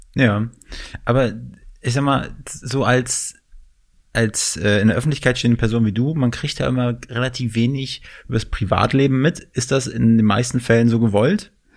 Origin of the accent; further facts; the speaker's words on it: the North, Northern Germany, Germany; now in Berlin, Germany; ich komme gebürtig aus dem Norden